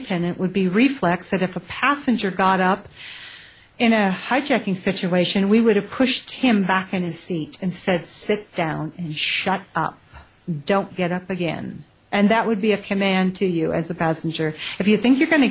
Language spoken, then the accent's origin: English; United States; I'm an American